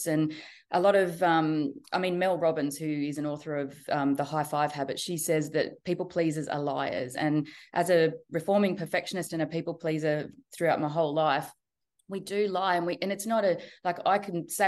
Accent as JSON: {"language": "English", "area": "Central Coast", "region": "New South Wales", "country": "Australia", "tie": "born or raised there", "also_born_or_lived": "Sydney / Newcastle", "said": "Born and raised in Australia, yes. And I've always been on the East Coast. So I've grown up on the Central Coast and been in Sydney and Newcastle pretty much the whole time"}